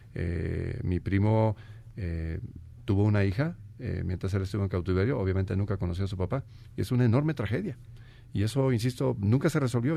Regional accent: Guanajuato, Mexico; soy oriundo de Guanajuato

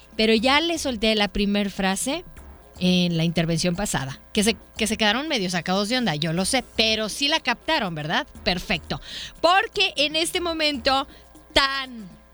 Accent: Mexico

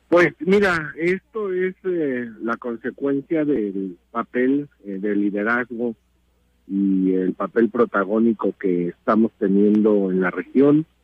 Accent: Mexico

